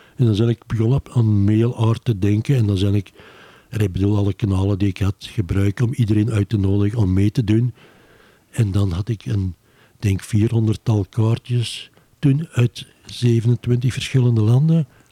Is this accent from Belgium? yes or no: yes; Beverlo, Flanders, Belgium; now in Antwerp, Belgium; ik ben eigenlijk van Bevelo afkomstig